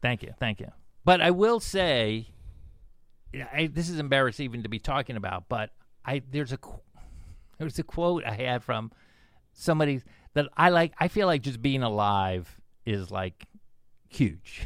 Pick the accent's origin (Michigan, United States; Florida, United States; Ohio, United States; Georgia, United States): Florida, United States; Plantation; also born or lived in Silver Spring, Maryland; Then I ended up in Plantation, Florida